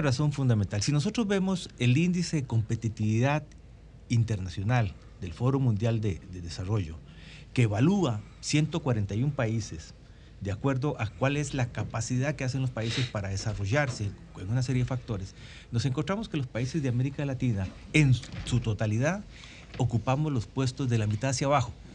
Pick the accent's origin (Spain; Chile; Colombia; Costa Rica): Costa Rica; en mi país, en Costa Rica